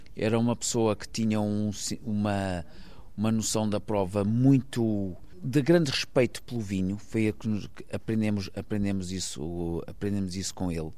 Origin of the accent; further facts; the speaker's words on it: Maia, Norte, Portugal; also born or lived in Porto; nasci no Porto, mas vivi toda a minha vida numa, numa quinta que, na, na, Maia